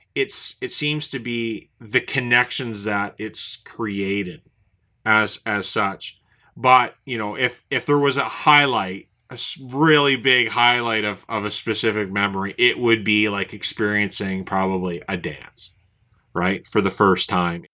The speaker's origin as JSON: {"language": "English", "town": "Saint John", "region": "New Brunswick", "country": "Canada", "tie": "born or raised there", "said": "here in my hometown"}